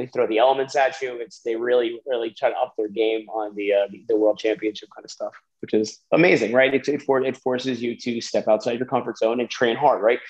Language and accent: English; New Jersey, United States; I'm from Jersey